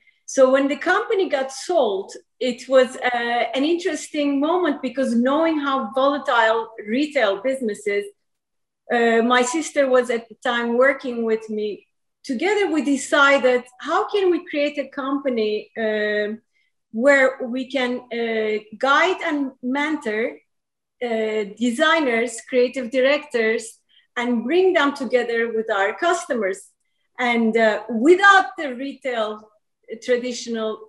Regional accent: Izmir, Turkey; also born or lived in New York; now in United States; I grew up in Izmir, Turkey

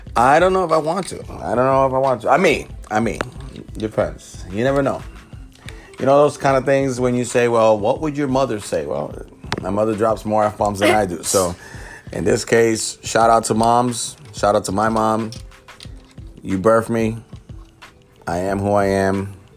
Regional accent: New York City, New York, United States; I'm a kid from the South Bronx

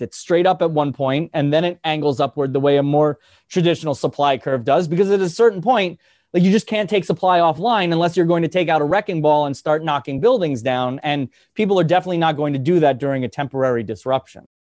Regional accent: New Jersey, United States; I'm, I'm from New Jersey. I live in New, in, technically in New Jersey.

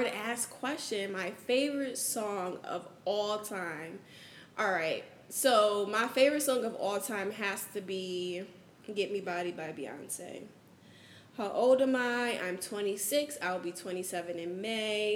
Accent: New Haven, Connecticut, United States; now in Houston, United States; I'm from New Haven, Connecticut.

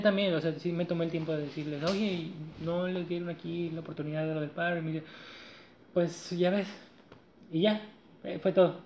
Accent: Mexico; somos mexicanos

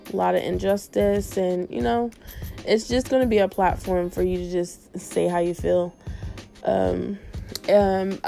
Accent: Canal Winchester, Ohio, United States; moved away as an adult; also born or lived in Columbus, Ohio; now in West Palm Beach, United States; I'm from Columbus, Ohio. Actually, I was raised in Canal Winchester.

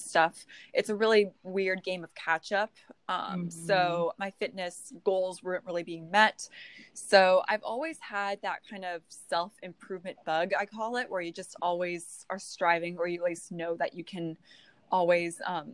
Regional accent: California, United States; now in North Carolina, United States; I'm originally from California.

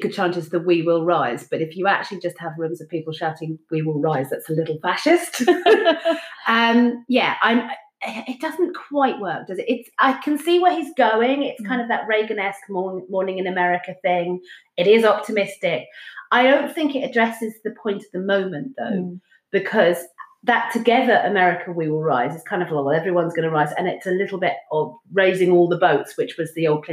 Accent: United Kingdom; I'm British

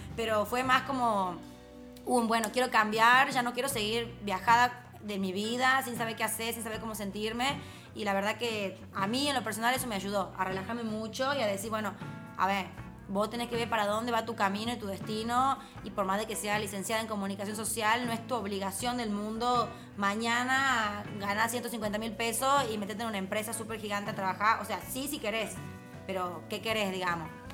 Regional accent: Tucumán, Argentina; accent: tucumano; Tucumano, mi super mother language y la verdad que el tucumano es como mi super power también.

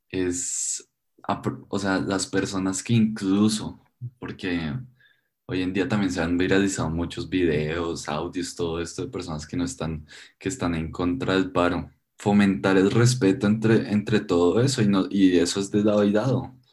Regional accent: Colombia; todos somos colombianos y luchamos por lo mi

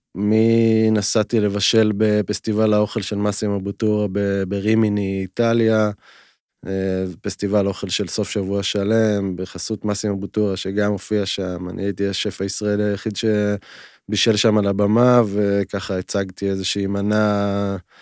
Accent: Timorim, Southern District, Israel; גדלתי במושב תימורים, שהוא היה מושב שיתופי, כל הילדות שלי

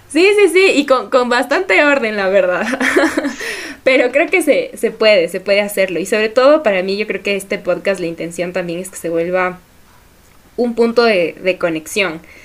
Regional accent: Ecuador; somos ecuatorianos

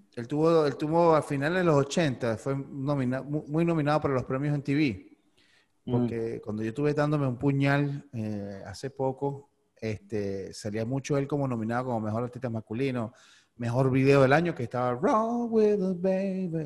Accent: San Antonio de los Altos, Miranda, Venezuela; moved away as an adult; now in Miami, United States; yo soy de Antonio los Altos, que eso es puro, puro montaña y viento

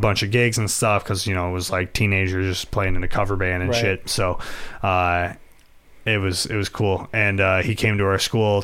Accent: Buffalo, New York, United States

